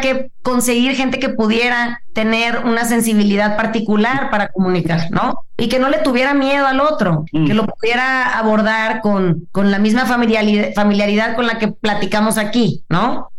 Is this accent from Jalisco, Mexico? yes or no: no; Mazatlán, Sinaloa, Mexico; yo que soy de Mazatlán, yo crecí con, con, mi mamá